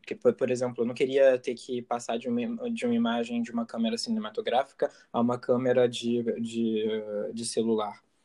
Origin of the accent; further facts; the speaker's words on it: Rio de Janeiro, Brazil; accent: carioca; moved away as an adult; now in France; eu estou morando na França, mas eu, eu nasci no Rio de Janeiro e eu morei no Rio de Janeiro até meus 20 e poucos anos